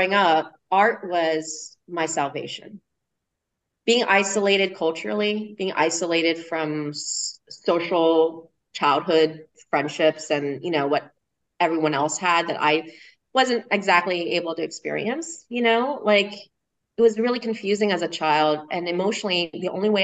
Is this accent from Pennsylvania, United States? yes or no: yes; Harrisburg, Pennsylvania, United States; moved away as an adult; also born or lived in Philadelphia, Pennsylvania; now in Austin, United States; raised and grew up in Harrisburg, Pennsylvania, all the way up through college